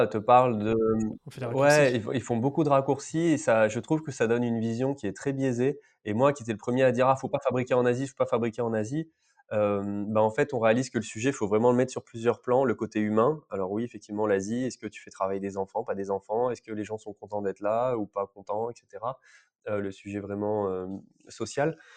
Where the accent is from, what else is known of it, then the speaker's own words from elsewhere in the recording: France; soit je suis français, donc je fais venir au maximum des pièces qui sont sourcées, une matière première sourcée en France que tu payes plus cher